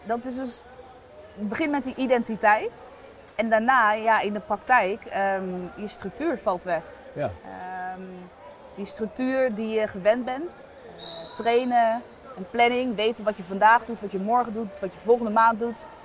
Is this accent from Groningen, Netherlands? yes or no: yes; Sauwerd, Groningen, Netherlands; moved away as an adult; also born or lived in Eindhoven; ik kom uit een klein dorpje Sauert. Ik was nog nooit verhuisd.